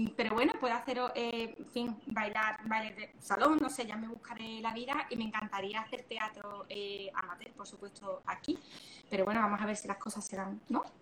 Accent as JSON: {"language": "Spanish", "region": "Andalusia", "country": "Spain", "said": "somos andaluces también"}